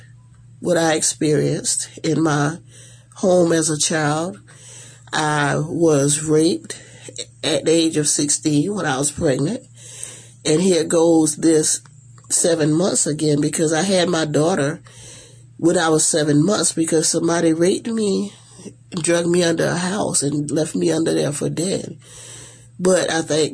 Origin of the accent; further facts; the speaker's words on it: Estill, South Carolina, United States; moved away as an adult; now in Savannah, United States; I was raised in Estill, South Carolina, so, which is only like an hour, not even quite an hour from here, from Savannah